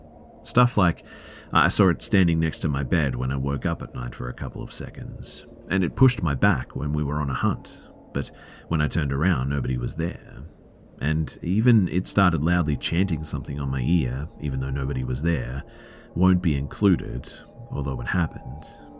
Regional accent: Ukraine; English is a second language; Please bear in mind that I'm from the Ukraine, and it's not some fancy building, but like a Soviet 9-story panel one

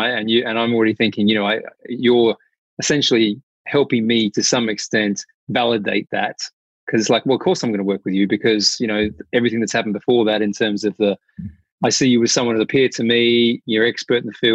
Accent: Australia; now in United Kingdom; I'm from Australia originally

